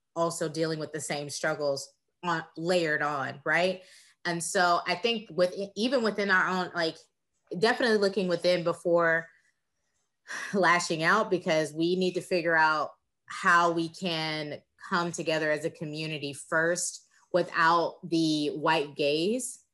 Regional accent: Texas, United States; I am from Texas.

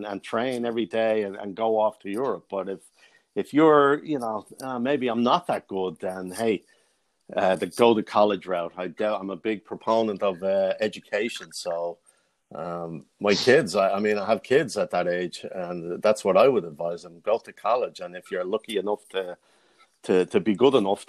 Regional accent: Dublin, Leinster, Ireland; moved away as an adult; now in United States; growing up in Dublin

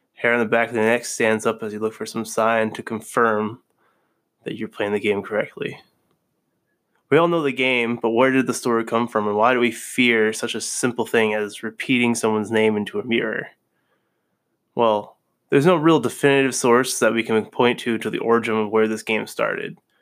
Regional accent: Vermont, United States; moved away; also born or lived in New Haven; I'm originally from Vermont.

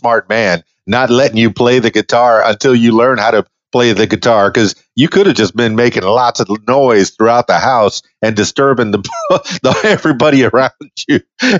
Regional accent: Miami, Florida, United States; I know I grew up in Miami, South Florida, real close to Homestead Air Force Base

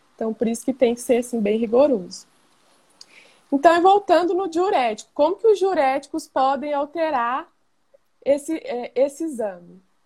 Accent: Goiânia, Goiás, Brazil; Sou aqui de Goiânia, Goiás

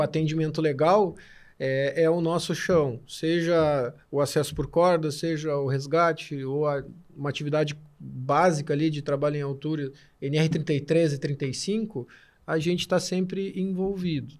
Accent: Torres, Rio Grande do Sul, Brazil; Eu venho de Torres, trabalho com turismo de aventura

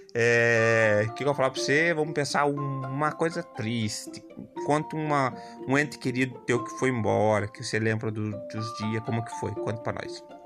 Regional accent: Telêmaco Borba, Paraná, Brazil; eu nasci também aqui em Telêmaco

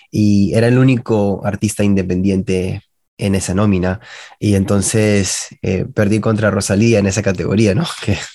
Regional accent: Peru; siendo peruano, siento de que da mucha esperanza a todos esos músicos peruanos que quieren hacer algo con, su, con sus carreras

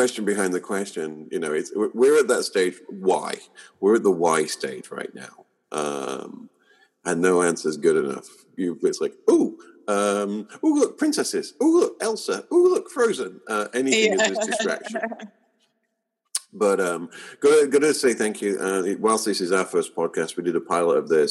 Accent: United Kingdom; moved away as an adult; now in Bay Area, United States; I'm British, but I live here in the Bay Area

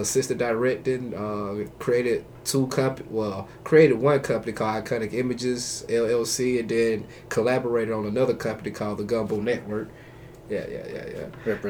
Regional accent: Fairfield, Alabama, United States; now in Huntsville, United States; I'm from Fairfield, Alabama. Uh, I came up here to I came up here to Huntsville about man, I've been here a while mm. since 02

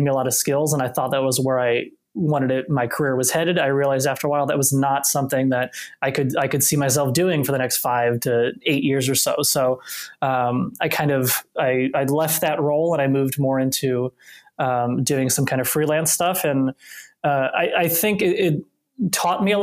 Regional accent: southern Indiana, United States; moved away; Midwest, born and raised, I'm originally from Indiana, specifically the southern part. So I grew up on the border of Indiana and Kentucky, you know, a river town

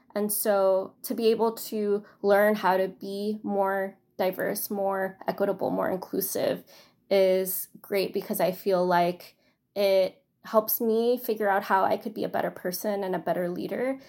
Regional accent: New York City, New York, United States; also born or lived in China; I am from Astoria, Queens

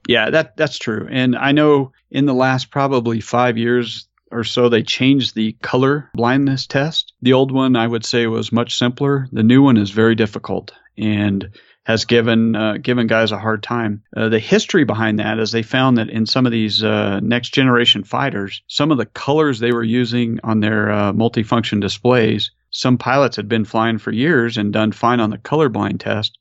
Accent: New Mexico, United States; I'm from New Mexico.

